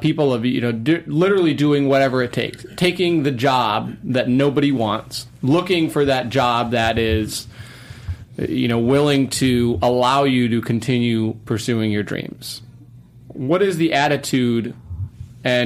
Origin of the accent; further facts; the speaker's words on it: Wisconsin, United States; moved away; I grew up in Wisconsin. I'm from the Midwest